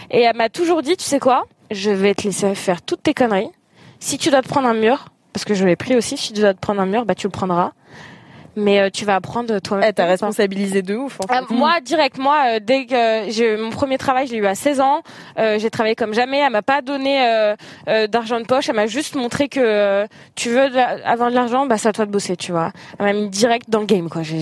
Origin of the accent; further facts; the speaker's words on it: Algeria; Ça veut dire que je suis algérienne et célibataire.